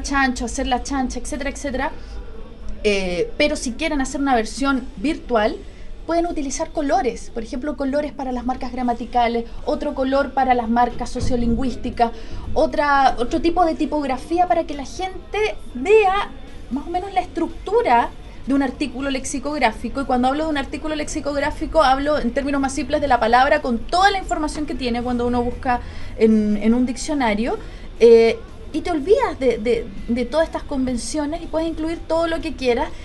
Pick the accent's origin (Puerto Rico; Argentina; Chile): Chile; en Chile con nuestra entonación, con nuestra manera de hablar